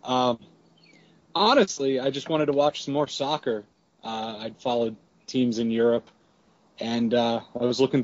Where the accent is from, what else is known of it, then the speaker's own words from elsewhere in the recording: Pittsburgh, Pennsylvania, United States; I am from Pittsburgh. I've lived a couple other places, but basically born and raised in southwestern Pennsylvania.